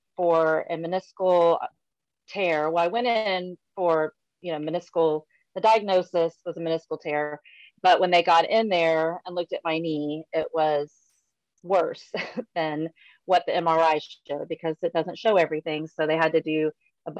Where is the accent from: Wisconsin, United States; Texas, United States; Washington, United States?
Texas, United States; San Antonio; moved away as an adult; now in Allen, Texas, United States; I'm from San Antonio. That's where my heart is. That's my hometown